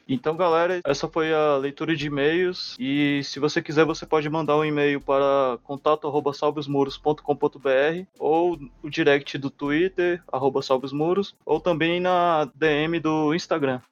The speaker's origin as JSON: {"language": "Portuguese", "town": "Novo Gama", "region": "Goiás", "country": "Brazil", "said": "eu sou, sou de Novo Gama, cidade que fica no entorno de Brasília."}